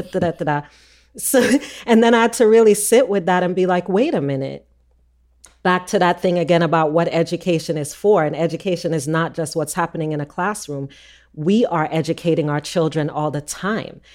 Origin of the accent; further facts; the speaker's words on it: Jamaica; moved away; we're Jamaican